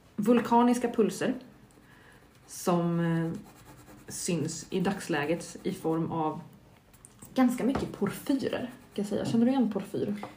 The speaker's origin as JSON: {"language": "Swedish", "town": "Stockholm", "region": "Stockholm County", "country": "Sweden", "said": "från mitt perspektiv som är stockholmare"}